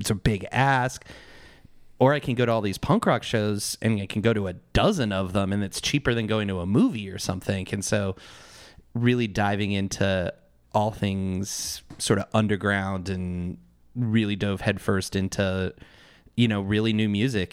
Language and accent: English; Mesa, Arizona, United States; I grew up in East Mesa